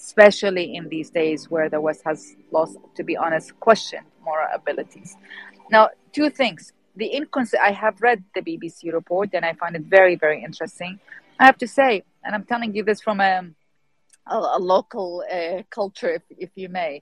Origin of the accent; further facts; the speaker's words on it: Iraq; I'm born and raised in Iraq